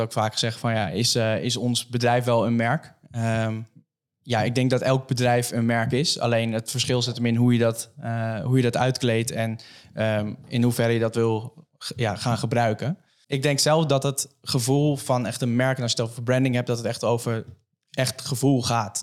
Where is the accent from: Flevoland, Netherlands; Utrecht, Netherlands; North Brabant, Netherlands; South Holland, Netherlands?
Flevoland, Netherlands; Almere; ik kom zelf uit Almere